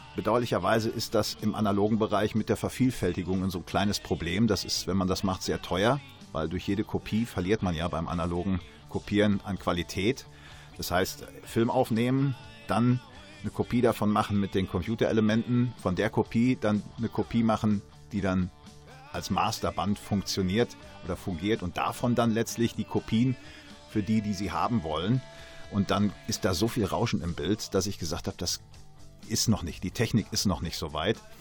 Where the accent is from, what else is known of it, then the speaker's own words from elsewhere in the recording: Sauerland, North Rhine-Westphalia, Germany; bei uns im Sauerland